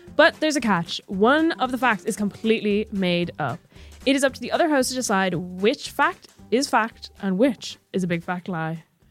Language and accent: English; Ireland; accent: Irish